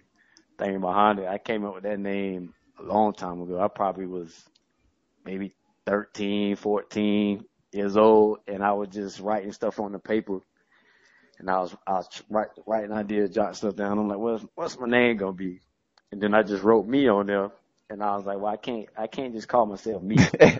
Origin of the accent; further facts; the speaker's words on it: Jacksonville, Florida, United States; now in Tallahassee, United States; I'm from Duval.